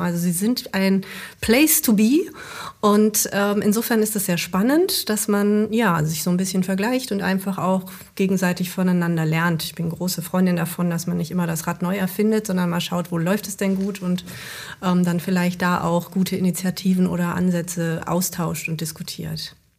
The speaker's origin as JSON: {"language": "German", "area": "Ruhr area", "region": "North Rhine-Westphalia", "country": "Germany", "said": "bei uns im Ruhrgebiet"}